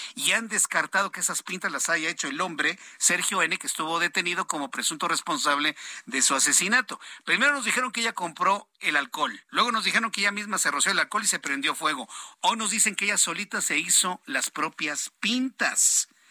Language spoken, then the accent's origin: Spanish; Mexico; como mexicanos